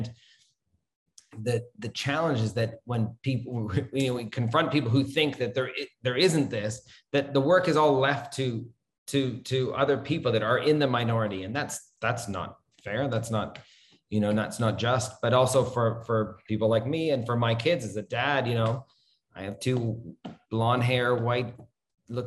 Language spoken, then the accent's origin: English; Toronto, Ontario, Canada; moved away as an adult; also born or lived in Kuala Lumpur, Malaysia; now in Malaysia; I grew up in Toronto, Canada